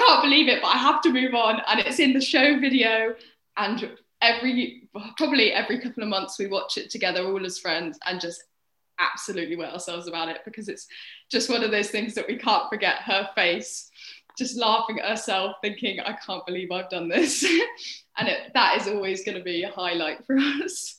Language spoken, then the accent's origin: English; Cirencester, South West England, United Kingdom; also born or lived in London; I was born in London and stayed there until I was seven years old, and then we as a family, because my dad found a job here in Cirencester, we moved to Cirencester when I was seven